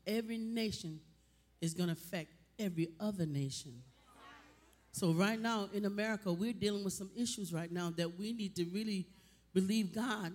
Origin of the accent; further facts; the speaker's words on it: Jamaica; I'm Jamaican